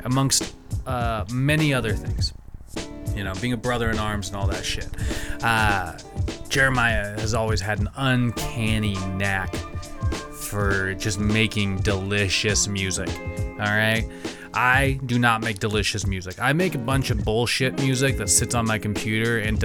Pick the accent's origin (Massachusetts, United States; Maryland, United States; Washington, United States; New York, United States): Washington, United States; East Wenatchee; moved away; Growing up in Wenatchee, in East Wenatchee especially